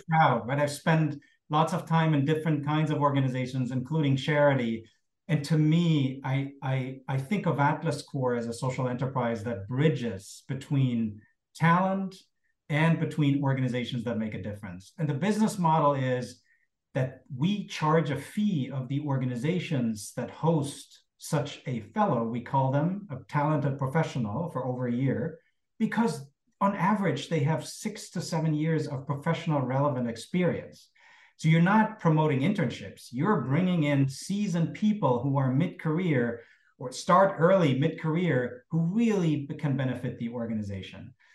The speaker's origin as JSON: {"language": "English", "region": "Berlin", "country": "Germany", "tie": "born or raised there", "said": "growing up in, in Cold War West Berlin"}